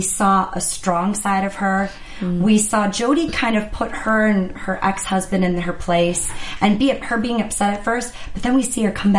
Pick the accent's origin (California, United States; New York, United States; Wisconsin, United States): Wisconsin, United States; moved away; I'm from the Midwest, so when I hear that accent, to me, it's like nails on a chalkboard because it's so harsh. And I know when I go back home to Wisconsin, I pick up my accent like that.